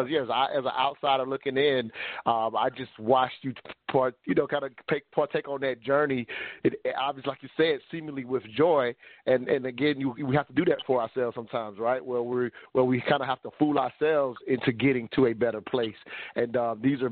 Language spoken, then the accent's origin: English; the South, United States; me growing up in the South